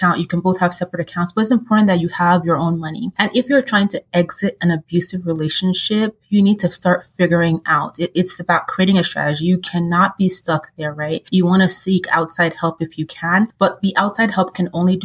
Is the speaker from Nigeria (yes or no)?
yes; Nigeria; culturally, I'm Nigerian